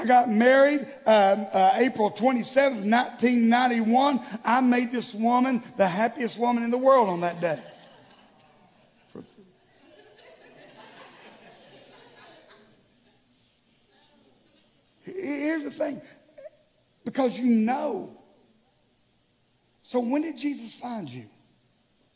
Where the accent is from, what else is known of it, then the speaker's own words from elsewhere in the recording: the South, United States; growing up in the South